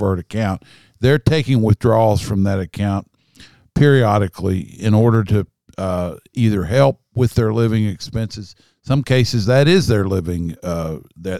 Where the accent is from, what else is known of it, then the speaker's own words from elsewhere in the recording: Kentucky, United States; I'm a guy from Kentucky.